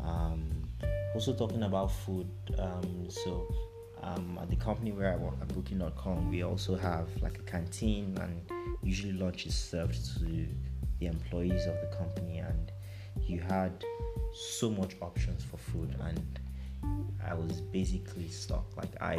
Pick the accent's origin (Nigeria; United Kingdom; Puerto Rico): Nigeria; moved away as an adult; now in Europe; growing up in Nigeria